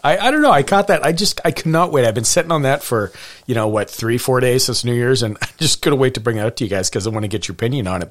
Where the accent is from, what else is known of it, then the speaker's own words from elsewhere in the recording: Montana, United States; I was born in Montana